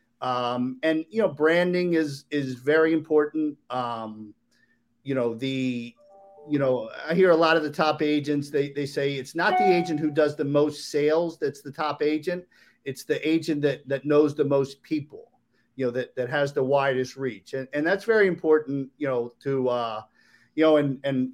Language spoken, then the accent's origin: English; Maryland, United States; moved away as an adult; now in South Florida, United States; I'm from Maryland